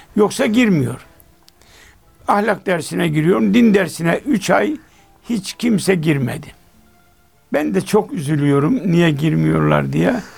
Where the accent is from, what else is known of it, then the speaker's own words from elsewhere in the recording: Çorum Province, Turkey; bizim köyde bir, e, İshak amca vardı. Allah gani gani rahmet etsin. O Çorum'dan gelince şeker versin diye yanına koşardık